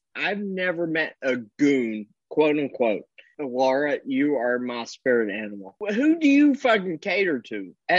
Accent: Kentucky, United States; I grew up in Kentucky.

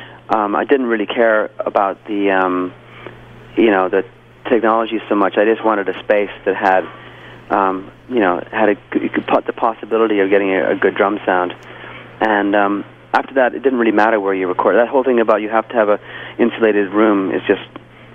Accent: Vancouver, British Columbia, Canada; I'm from Vancouver.

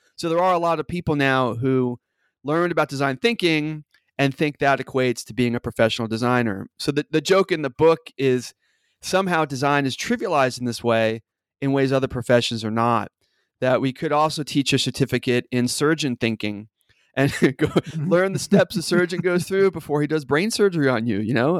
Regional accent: New York City, New York, United States; now in Seattle, United States; I live in Seattle, as you said, but I grew up in New York City

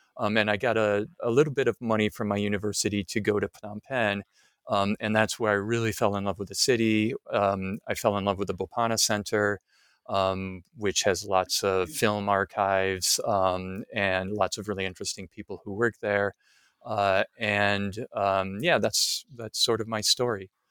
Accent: Midwest, United States; moved away; I'm from the Midwest, uh, United States

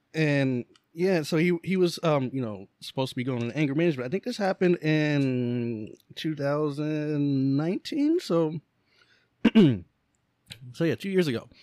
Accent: Lancaster, Pennsylvania, United States; born or raised there

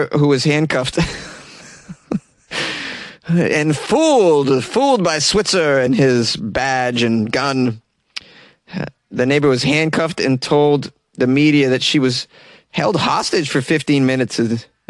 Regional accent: Massachusetts, United States; moved away; where I grew up in Massachusetts

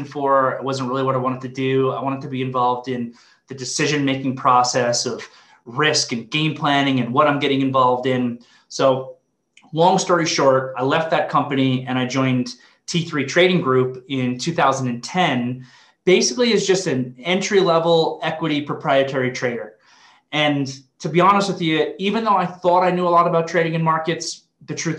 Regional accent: Long Island, New York, United States; grew up in Long Island, New York

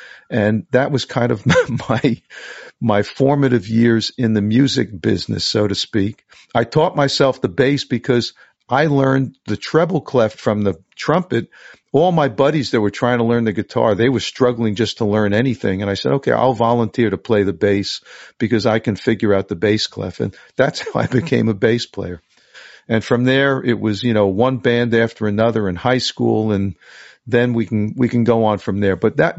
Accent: New York City, New York, United States; I grew up in New York City, in the suburbs, Queens, New York, real middle class kind of lifestyle.

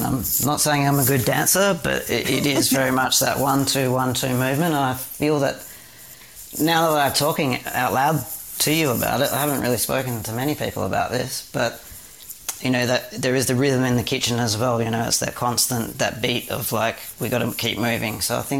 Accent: Perth, Western Australia, Australia; I'm a Perth boy, so I grew up in Western Australia.

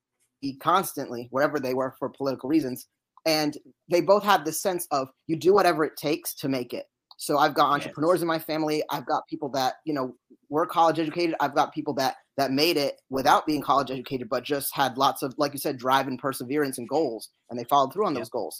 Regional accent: United States; also born or lived in United Kingdom; had to be naturalized as a citizen, but, you know, I was just a little baby. So I'm American through and through

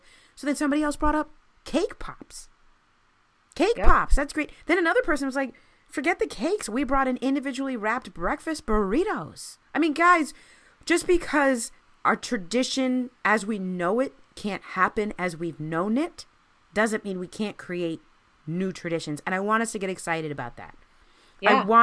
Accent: Maryland, United States; I grew up in Maryland

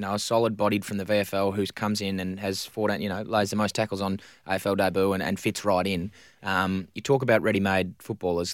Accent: Victoria, Australia; moved away; growing up in Victoria

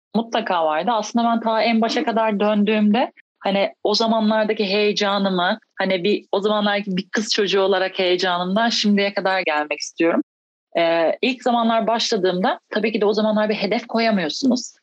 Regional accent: İzmir, Turkey; moved away; İzmirliyim e, ve İzmir'de başladım basketbola. İlkokul e, 4. sınıfta

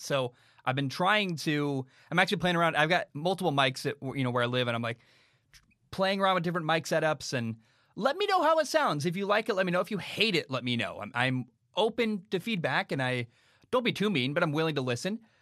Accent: Portland, Oregon, United States; I grew up in the Portland area

